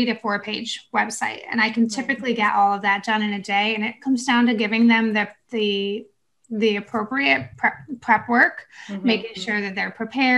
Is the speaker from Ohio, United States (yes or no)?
no; New York, United States; now in North Carolina, United States; I'm from New York, so I'm used to all the snow